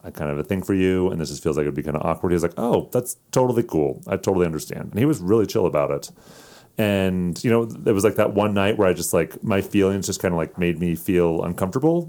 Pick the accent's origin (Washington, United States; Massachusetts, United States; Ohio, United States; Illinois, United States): Washington, United States; I was in a singles ward in my hometown in Washington